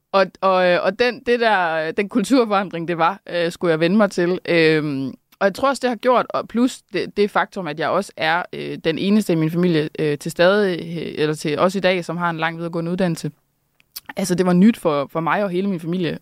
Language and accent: Danish; Randers, Central Denmark Region, Denmark; jeg er også fra Randers